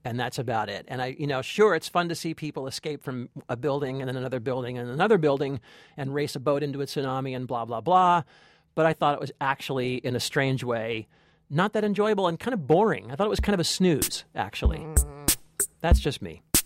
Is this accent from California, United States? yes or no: yes; Los Angeles, California, United States; also born or lived in Berkeley; now in New York, United States; I'm from Los Angeles